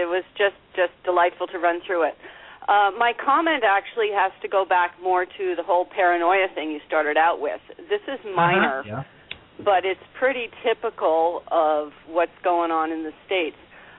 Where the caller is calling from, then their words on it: Canada; I'm calling from Canada.